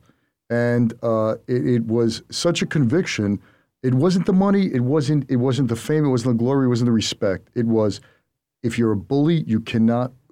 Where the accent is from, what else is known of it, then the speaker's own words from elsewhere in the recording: New York City, New York, United States; I grew up in Brooklyn